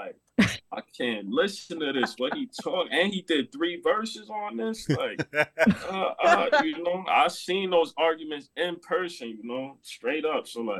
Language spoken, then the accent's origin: English; Corona, New York, United States; Because I'm from Corona. They're like the only rappers that blew up in Corona like that.